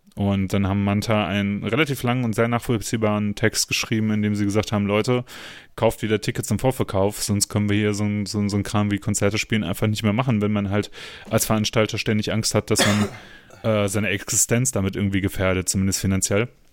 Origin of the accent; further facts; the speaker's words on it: Germany; bei uns in Deutschland